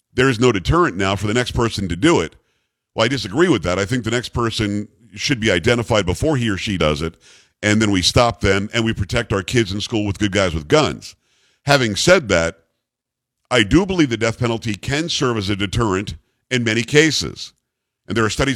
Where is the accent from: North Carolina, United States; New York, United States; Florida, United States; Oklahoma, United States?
Florida, United States; South; I grew up in South Florida, not far from where Parkland, Florida is